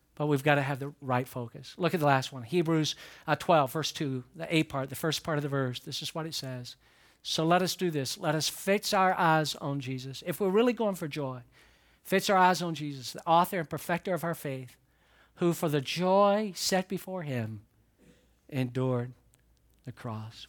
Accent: the South, United States; moved away; I'm a guy from the South

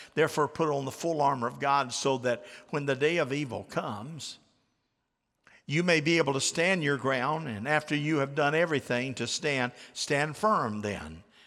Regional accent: United States; I'm from Polk County

